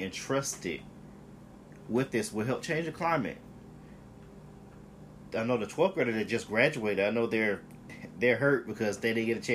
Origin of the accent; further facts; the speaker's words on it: Atlanta, Georgia, United States; my school I went to, I'm from Atlanta, it's Tri-City High School